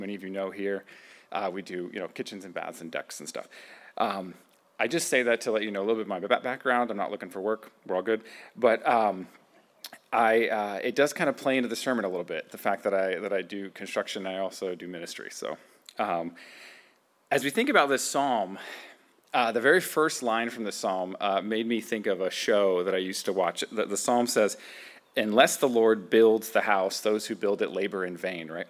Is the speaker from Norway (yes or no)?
no; United States; American Christians